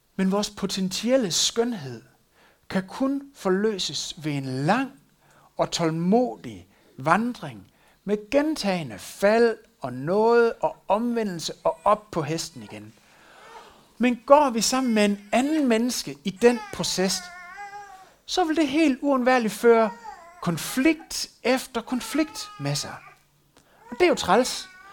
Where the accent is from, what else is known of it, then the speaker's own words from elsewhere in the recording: West Jutland, Denmark; der hvor jeg kommer fra, er selvfølgelig, at hun fandt en øh, vestjyde